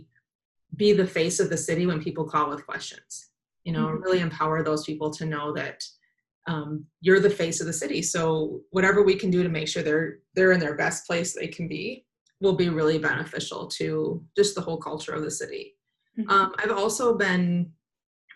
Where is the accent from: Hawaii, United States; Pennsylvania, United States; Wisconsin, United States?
Wisconsin, United States; Madison; moved away as an adult; also born or lived in Milwaukee / San Francisco / Denver; now in Twin Cities, United States; I was born in Madison, grew up in the country in Madison, or around Madison